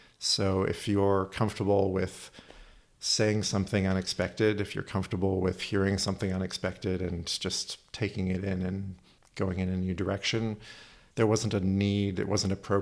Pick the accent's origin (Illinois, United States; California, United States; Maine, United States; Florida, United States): California, United States; Oakland; I live over in Oakland